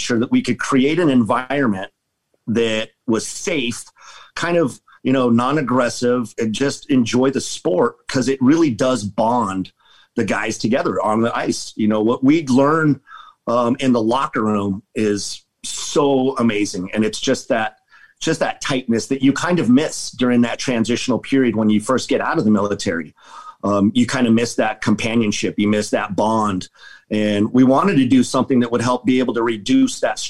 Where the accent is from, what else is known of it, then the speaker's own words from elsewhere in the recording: Colorado, United States; now in Las Vegas, United States; I grew up in Colorado